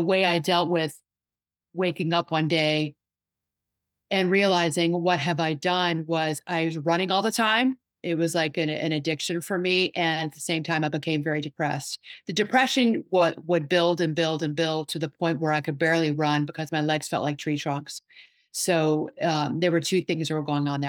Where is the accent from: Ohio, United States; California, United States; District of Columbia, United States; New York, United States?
District of Columbia, United States; Washington; I'm from the Washington, D C area